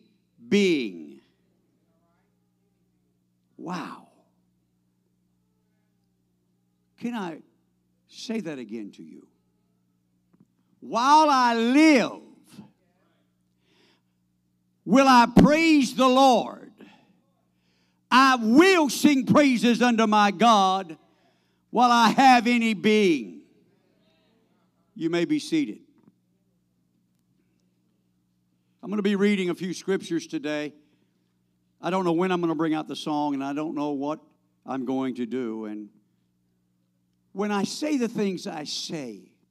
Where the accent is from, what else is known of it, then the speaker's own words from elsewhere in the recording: United States; I'm an American